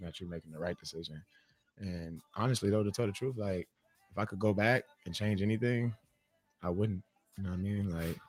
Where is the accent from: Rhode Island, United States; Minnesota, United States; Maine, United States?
Minnesota, United States; Minneapolis; I was born in Minneapolis. So like, I was raised like that, there.